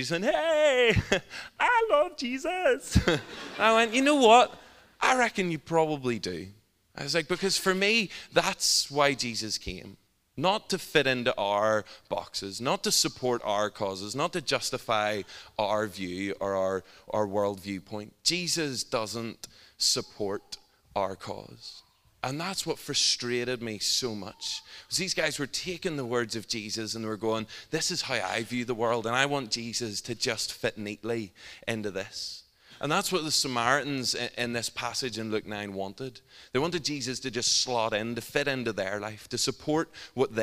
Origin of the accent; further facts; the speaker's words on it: Northern Ireland, United Kingdom; I'm from Northern Ireland